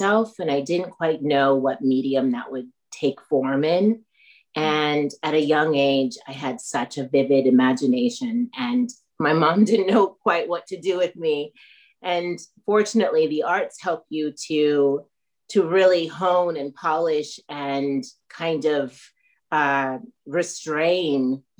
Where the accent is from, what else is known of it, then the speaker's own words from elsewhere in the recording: Northern California, United States; moved away as an adult; also born or lived in Haiti; now in Chicago, United States; I was born in Haiti, grew up in Northern California, and I grew up in a white family